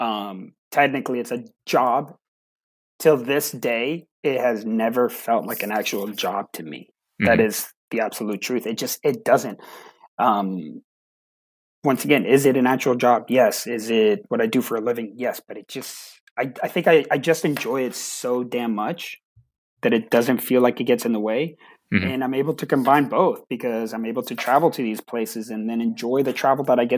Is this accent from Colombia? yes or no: yes; Colombia; now in Dallas-Fort Worth, United States; I was born in Colombia